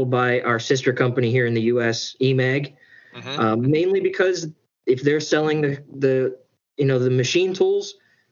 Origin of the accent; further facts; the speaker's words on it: Mars, Pennsylvania, United States; I grew up in Western Pennsylvania, just north of Pittsburgh.